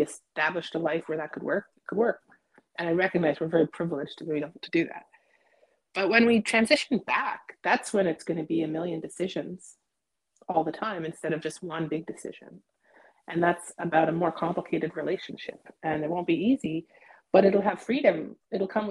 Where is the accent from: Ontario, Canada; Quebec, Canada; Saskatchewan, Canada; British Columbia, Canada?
Ontario, Canada; Toronto; where I grew up in Toronto